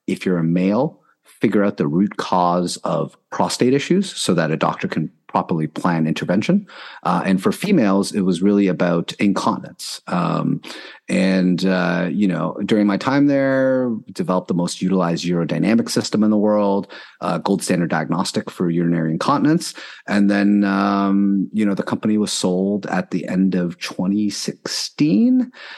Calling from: Toronto, Ontario, Canada; Toronto, Ontario.

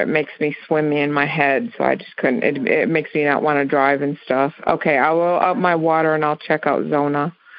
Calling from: Crossville, Tennessee, United States; I'm calling from Crossville, Tennessee.

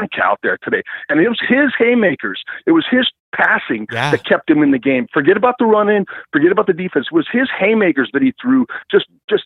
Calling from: Arlington, Texas, United States; I'm calling from Arlington, Texas

